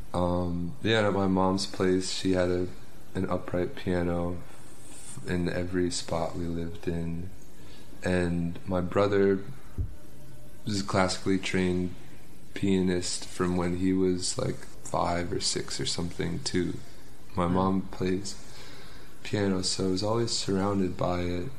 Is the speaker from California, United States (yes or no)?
no; Pleasantville, New York, United States; i grew up in pleasantville which is part of westchester which is like 40 minutes north on the train